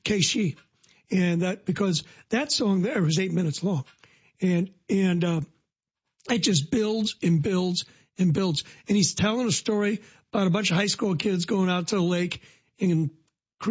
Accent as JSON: {"language": "English", "town": "Decatur", "region": "Illinois", "country": "United States", "lives_now": "Forsyth, United States", "said": "I live in Forsyth, but when I'm on a trip, people ask me where I'm from. It just automatically comes out. I'm from Decatur"}